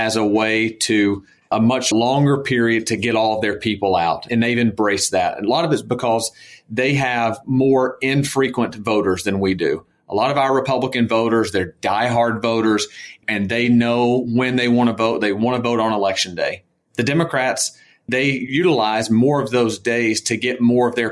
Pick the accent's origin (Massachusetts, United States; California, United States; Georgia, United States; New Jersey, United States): Georgia, United States; moved away as an adult; my home state of Georgia